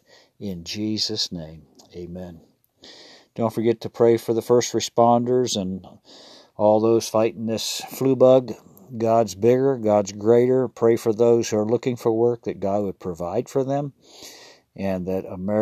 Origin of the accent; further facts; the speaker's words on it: Ohio, United States; moved away as an adult; That's my home state. So, spent 18 years there and wander back there occasionally from time to time